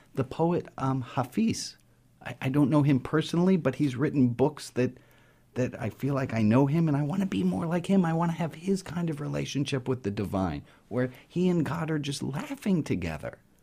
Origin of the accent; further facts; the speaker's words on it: New York City, New York, United States; I grew up in New York City to a, a progressive, liberal Jewish family